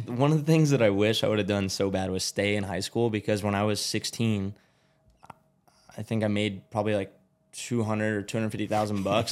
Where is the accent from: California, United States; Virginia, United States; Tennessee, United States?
California, United States; Glendale; moved away; also born or lived in Georgia; I was born in Glendale, which is where I'm living now